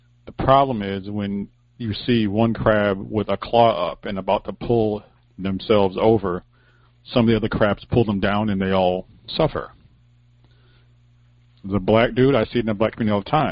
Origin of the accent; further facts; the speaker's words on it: United States; as an American